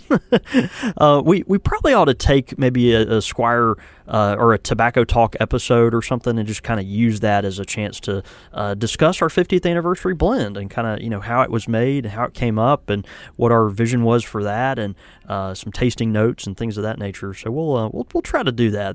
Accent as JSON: {"language": "English", "region": "the South", "country": "United States", "said": "I'm from the South."}